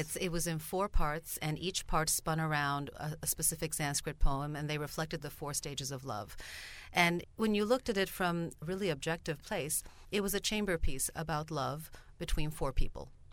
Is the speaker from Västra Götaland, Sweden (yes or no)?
no; Stockholm, Stockholm County, Sweden; first language Bulgarian; English is a second language; moved away as an adult; also born or lived in Saint Paul, Minnesota, United States; now in Minnesota, United States; when they married, they moved to Sweden, which is where I grew up. So I'm Swedish nationality, and I grew up in Stockholm